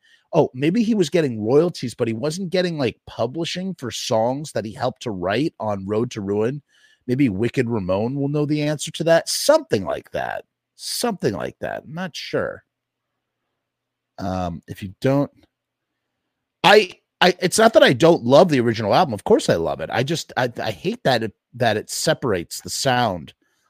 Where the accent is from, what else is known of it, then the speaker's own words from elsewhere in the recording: Forest Hills, New York, United States; I thought of friends I grew up with in my hometown of Forest Hills, Queens.